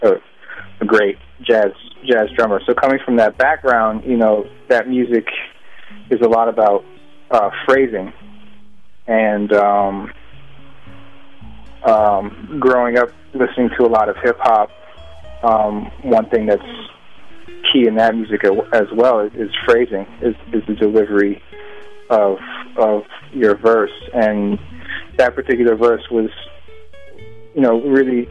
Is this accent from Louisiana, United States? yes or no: no; Boston, Massachusetts, United States; I grew up in Boston